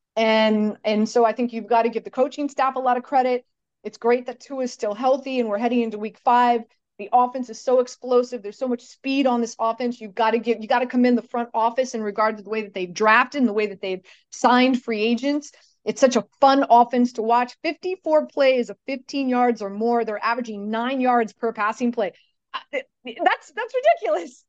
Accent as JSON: {"language": "English", "town": "Miami", "region": "Florida", "country": "United States", "tie": "born or raised there", "moved": "as an adult", "lives_now": "New York, United States", "said": "my hometown, the 305. I went to Sunset Senior High School"}